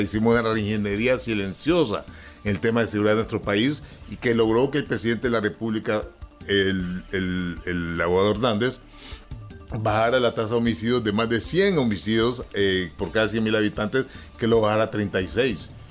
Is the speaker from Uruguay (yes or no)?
no; Honduras; nosotros como hondureños